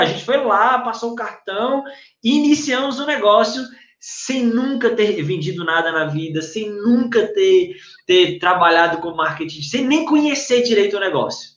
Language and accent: Portuguese; São Romão, Minas Gerais, Brazil; now in São José dos Campos, Brazil; sou do interior de Minas, norte de Minas, cidadezinha pequena chamada São Romão